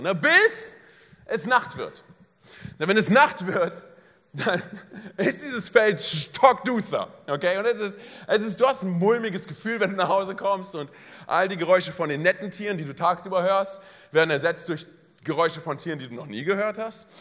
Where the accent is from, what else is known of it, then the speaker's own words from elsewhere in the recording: Berlin, Germany; moved away; ich komme aus Berlin, meine Frau auch